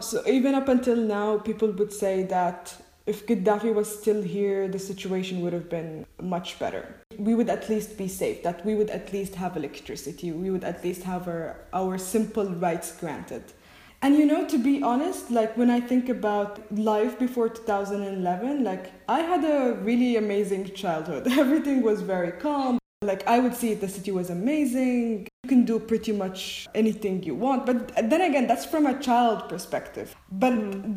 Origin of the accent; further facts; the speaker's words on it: Libya; I'm from Libya